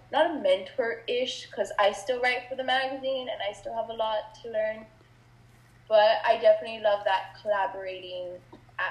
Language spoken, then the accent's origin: English; Laredo, Texas, United States; I am from Laredo